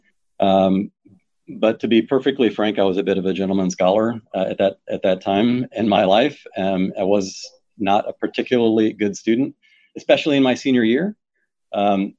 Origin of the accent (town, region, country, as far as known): Pike Road, Alabama, United States; born or raised there; now in Houston, United States